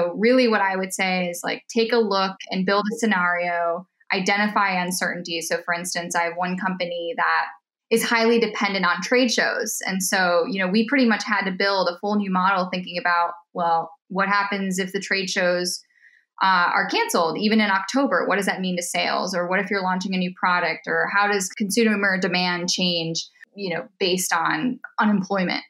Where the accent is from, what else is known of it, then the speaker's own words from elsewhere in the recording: Minnesota, United States; also born or lived in East Coast / Chicago; now in California, United States; I'm from Minnesota.